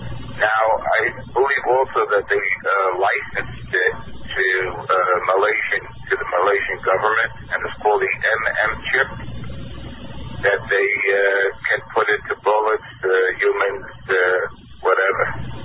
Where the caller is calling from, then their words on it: New York, United States; Hi, hi, Kevin. … from New York.